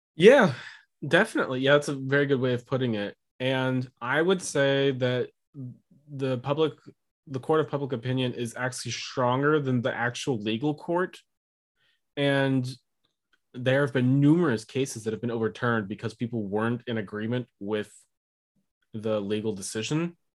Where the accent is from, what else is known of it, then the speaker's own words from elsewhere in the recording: United States; as an American